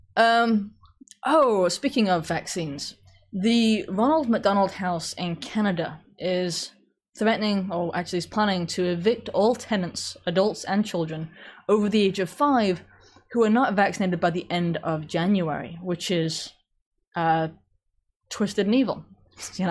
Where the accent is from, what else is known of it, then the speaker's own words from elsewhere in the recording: England, United Kingdom; moved away; I grew up in England